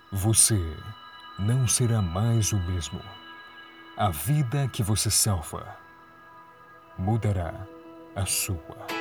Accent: Paraná, Brazil; Eu venho do Paraná

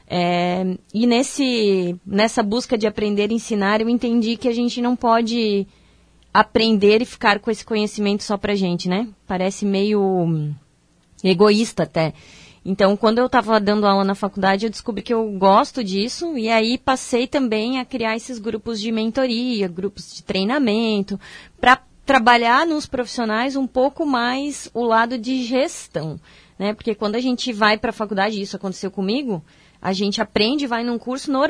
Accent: Indaial, Santa Catarina, Brazil; É, eu sou de Indaial, aqui cidade vizinha, né, de Blumenau.

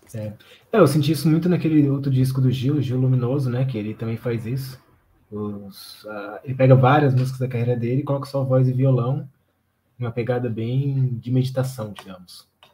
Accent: Brazil; a gente se sente brasileiro

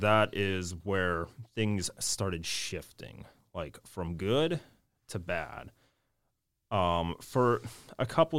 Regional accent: Palmer, Alaska, United States; born there; I was born in Palmer.

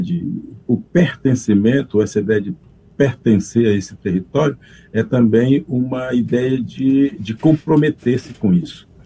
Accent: Brazil; eu sou um brasileiro nascido munduruku

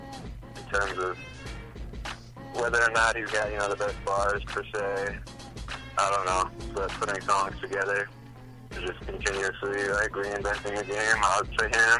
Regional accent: Seattle, Washington, United States; also born or lived in Queens, New York; now in New York, United States; I was born and raised in Seattle, which kind of has like a low key grunge vibe.

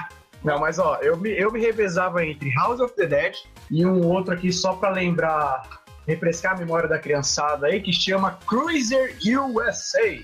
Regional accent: Carapicuíba, São Paulo, Brazil; eu cresci em Carapicuíba

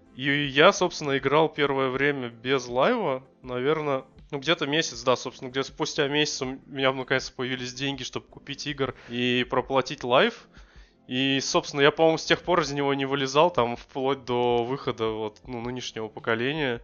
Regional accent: Russia; мы из России

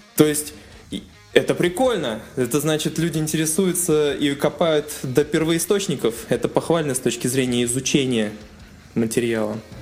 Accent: Sterlitamak, Bashkortostan, Russia; Я из Телетамака

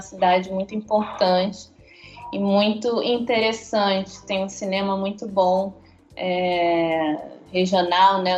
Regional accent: Niterói, Rio de Janeiro, Brazil; moved away as an adult; now in Belo Horizonte, Brazil; eu sou nascida e criada em Niterói, no Rio de Janeiro, cidade que eu amo muito.

